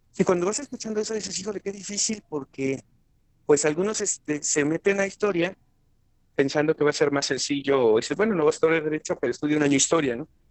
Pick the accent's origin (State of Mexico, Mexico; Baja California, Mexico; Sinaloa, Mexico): State of Mexico, Mexico; also born or lived in Guanajuato; vivimos un corto tiempo en la ciudad, muy corto tiempo, y nos venimos al Estado de México